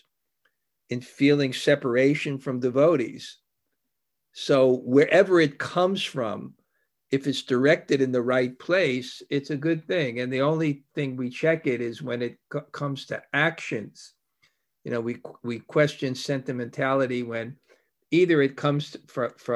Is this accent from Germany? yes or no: no; New York, United States; I grew up in New York